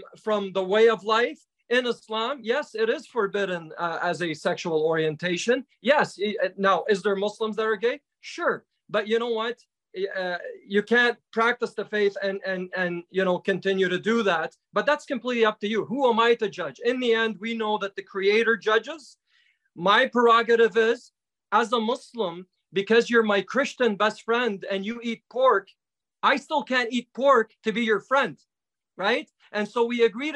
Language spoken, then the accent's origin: English; Ottawa, Ontario, Canada; So I grew up in Ottawa